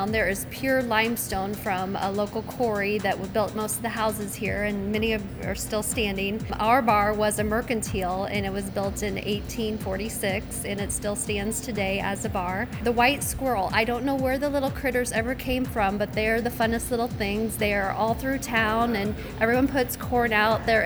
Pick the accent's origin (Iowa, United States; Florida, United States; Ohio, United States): Iowa, United States; West Point; I am from West Point, Iowa.